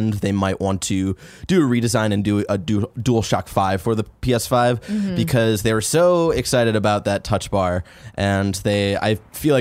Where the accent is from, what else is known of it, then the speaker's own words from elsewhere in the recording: Midwest, United States; We're from the Midwest